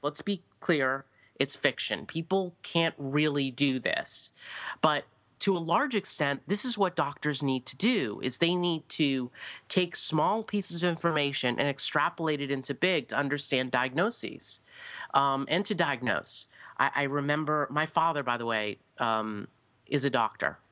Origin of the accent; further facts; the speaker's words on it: United States; speaking as an American here, but we don't sit and read books